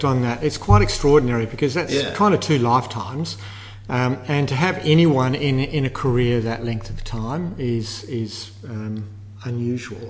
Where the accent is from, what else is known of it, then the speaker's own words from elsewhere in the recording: Gosnells, Western Australia, Australia; We grew up in Gosnells, which is to the east of Perth.